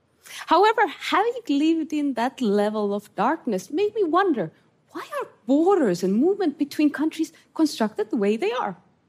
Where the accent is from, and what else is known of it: Estonia; born or raised there; English is a second language